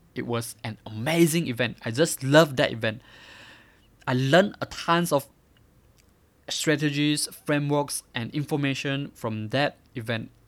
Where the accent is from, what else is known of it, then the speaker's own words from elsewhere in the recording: Miri, Sarawak, Malaysia; I grew up in Miri, a small city from Malaysia.